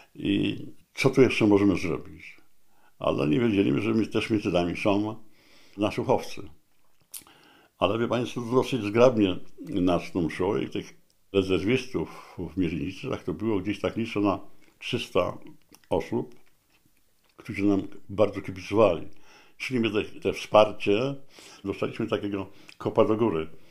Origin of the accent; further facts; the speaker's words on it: Gdańsk, Pomeranian Voivodeship, Poland; moved away as an adult; also born or lived in Katowice; jestem z Gdańska